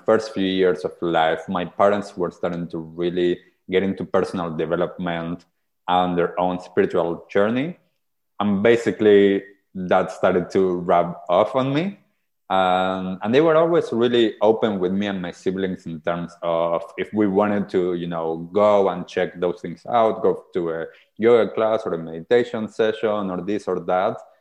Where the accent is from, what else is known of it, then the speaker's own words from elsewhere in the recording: Argentina; now in New Zealand; so I grew up in Argentina. I'm originally from Argentina.